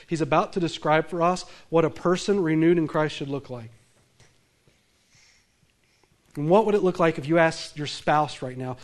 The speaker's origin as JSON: {"language": "English", "region": "the South", "country": "United States", "accent": "southern", "said": "I come from the South"}